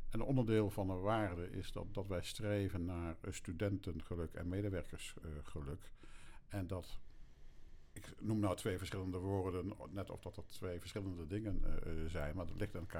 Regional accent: Erika, Drenthe, Netherlands; born there; Ik ben geboren in Erika. Drenthe. Zuidoost-Drenthe.

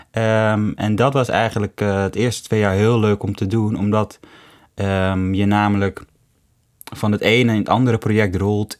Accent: Hoofddorp, North Holland, Netherlands; also born or lived in Amsterdam; ik kom uit Hoofddorp. Mhm mensen ik ben opgegroeid in Hoofddorp.

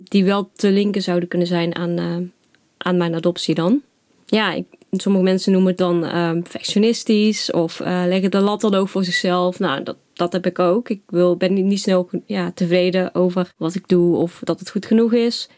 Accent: Nuland, North Brabant, Netherlands; also born or lived in China; now in Zutphen, Netherlands; ik ben opgegroeid in Nuland, een dorpje in Brabant dichtbij Den Bosch

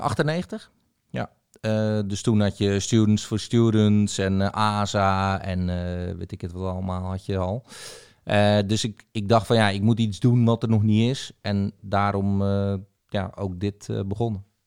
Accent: Zeeuws-Vlaanderen, Zeeland, Netherlands; in de regio waar ik ben opgegroeid, eh, in eh, zuid vlaanderen

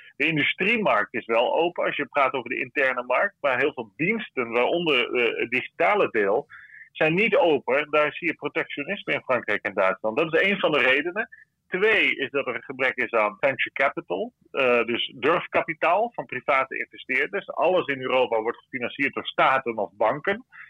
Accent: Netherlands; wij hebben als Nederlanders

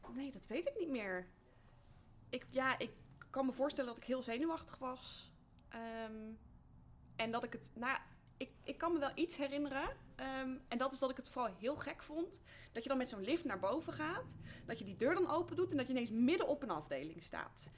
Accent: Betuwe, Gelderland, Netherlands; Ik kom uit de Betuwe, uit een eh, nou ja, niet noemenswaardig klein dorpje.

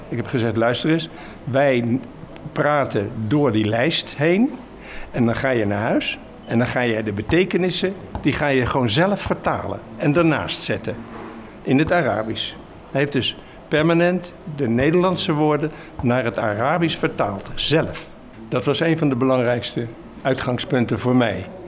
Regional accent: Rotterdam, South Holland, Netherlands; now in Maassluis, Netherlands; Op school in Rotterdam mocht ik naar het Erasmiaans gymnasium

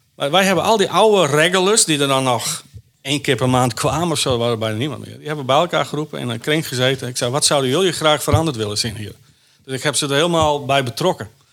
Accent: Wijtgaard, Friesland, Netherlands; moved away; also born or lived in Jakarta; Ik kom uit Wijdgaard, een dorpje, maar Grauw is er vlakbij.

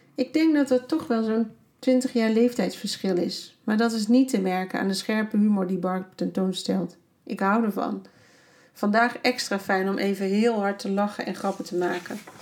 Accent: Netherlands; Ik ben echt blij dat ik uit Nederland kom

